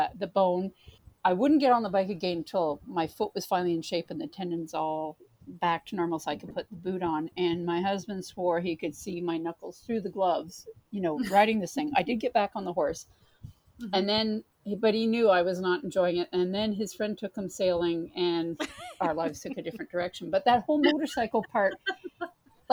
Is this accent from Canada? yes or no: yes; Brockville, Ontario, Canada; moved away as an adult; also born or lived in Winnipeg / Toronto; I grew up in Brockville